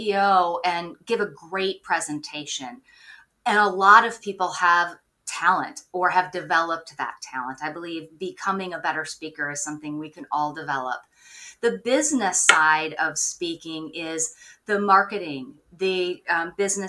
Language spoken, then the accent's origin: English; Minnesota, United States; now in Maine, United States; I grew up in Minnesota. I'm now on the East Coast. I'm in Maine and love it out here